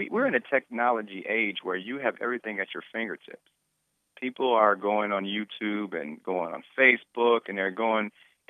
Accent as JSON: {"language": "English", "town": "Detroit", "region": "Michigan", "country": "United States", "tie": "born or raised there", "said": "I grew up in Detroit my entire life, and I've seen this both sides of the fence, because I also went to not only Detroit public schools, but I went to schools in the suburbs"}